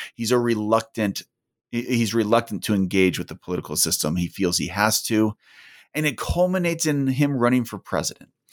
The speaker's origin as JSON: {"language": "English", "region": "California", "country": "United States", "tie": "born or raised there", "also_born_or_lived": "Utah", "moved": "as an adult", "lives_now": "Salt Lake City, United States", "said": "I was born and raised in California"}